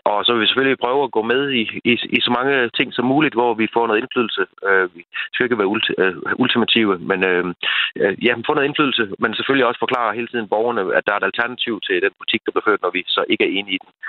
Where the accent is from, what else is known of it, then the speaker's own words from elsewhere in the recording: Djursland, Central Denmark Region, Denmark; jeg kommer fra Djursland af